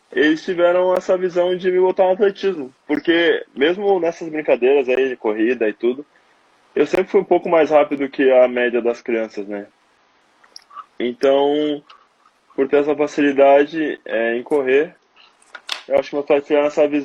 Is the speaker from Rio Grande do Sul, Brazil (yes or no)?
yes; Porto Alegre, Rio Grande do Sul, Brazil; born or raised there